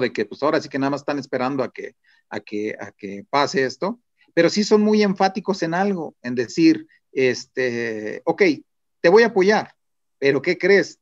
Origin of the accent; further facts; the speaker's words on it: Mexico; como mexicanos